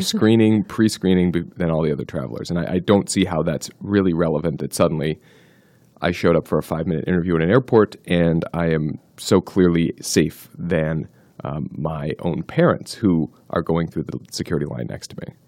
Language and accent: English; New Jersey, United States; I grew up in New Jersey